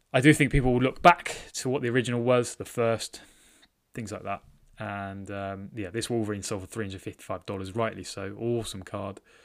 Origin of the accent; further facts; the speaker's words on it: United Kingdom; I'm British